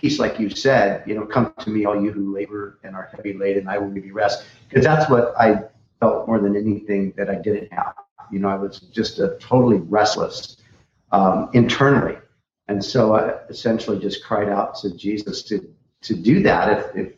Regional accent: Orange County, Southern California, United States; I grew up in Southern California, Orange County, the whole, beach and surf scene

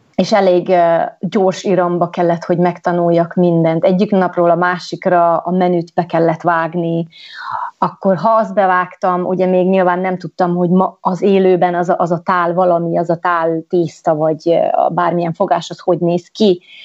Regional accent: Gheorgheni, Harghita County, Romania; moved away as an adult; also born or lived in London / New York / French Alps; Gyergyó Szent Miklóson Erdélyben születtem, egy kisvárosban, és uh, miután ott elvégeztem én az iskolát

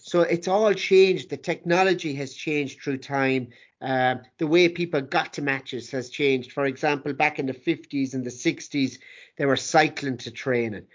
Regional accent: Ireland; growing up in Ireland

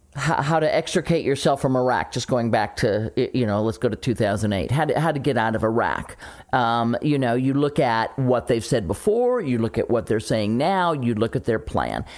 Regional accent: St. Louis, Missouri, United States; moved away; my hometown, uh, radio station, Camo X in Saint Louis

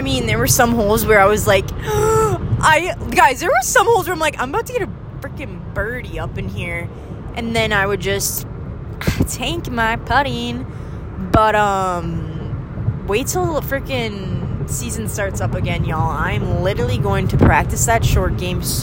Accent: northern Minnesota, United States; accent: northern Minnesotan; my middle with northern Minnesotan O's

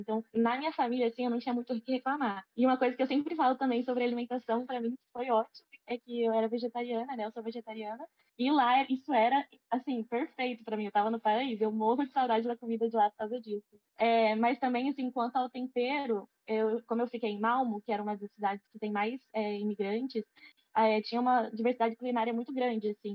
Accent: Brazil; also born or lived in Sweden

